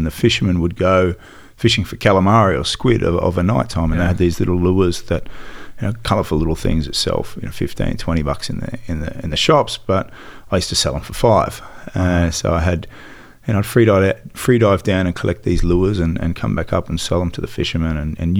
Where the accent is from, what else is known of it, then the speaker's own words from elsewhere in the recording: Sydney, New South Wales, Australia; also born or lived in Melbourne; Well, I was born in Melbourne, raised in Sydney. Dad ran pubs, so we lived in pubs.